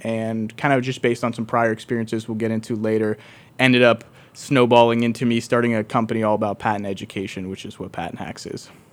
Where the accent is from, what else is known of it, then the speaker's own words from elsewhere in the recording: West Pittston, Pennsylvania, United States; born and raised in West Pittston, which is only like, maybe like fifteen minutes down the road